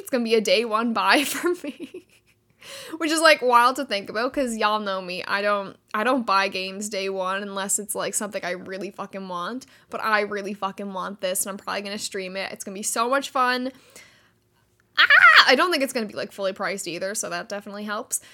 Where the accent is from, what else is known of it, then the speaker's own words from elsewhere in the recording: Canada; Canada, which is where I am. I am Canadian.